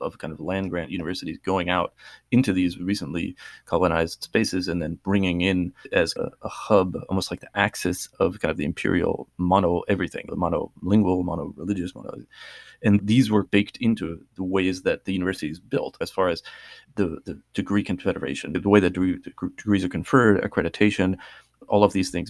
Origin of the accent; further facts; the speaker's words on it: Massachusetts, United States; when I was growing up in Massachusetts